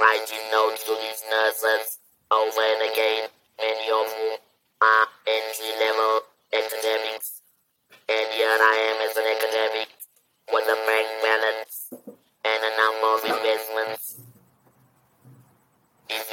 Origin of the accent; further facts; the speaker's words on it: South Africa; also born or lived in Johannesburg; I'm a black South African woman